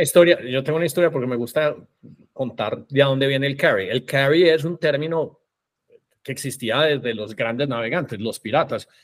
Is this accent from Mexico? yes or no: no; Colombia; siendo colombiano